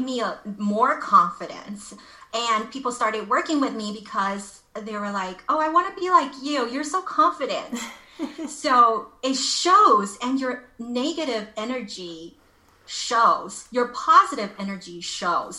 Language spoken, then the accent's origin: English; Los Angeles, California, United States; moved away as an adult; now in Taiwan; I'm originally from Los Angeles